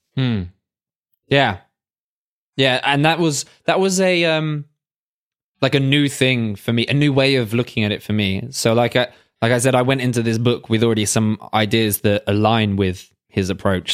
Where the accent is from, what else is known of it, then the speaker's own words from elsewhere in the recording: England, United Kingdom; we're both English